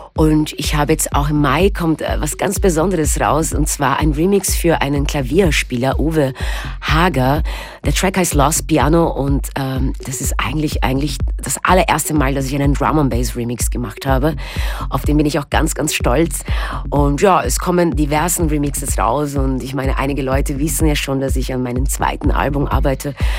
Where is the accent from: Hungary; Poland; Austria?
Austria; also born or lived in Brazil; now in Berlin, Germany; Ich bin da geboren genau. und ich bin auch in Österreich aufgewachsen